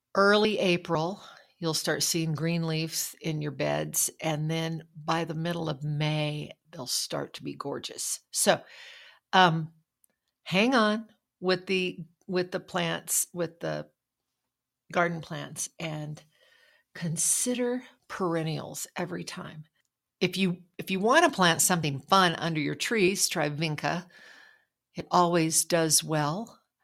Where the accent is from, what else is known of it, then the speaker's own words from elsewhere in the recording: Logan, New Mexico, United States; the kids in my hometown school of Logan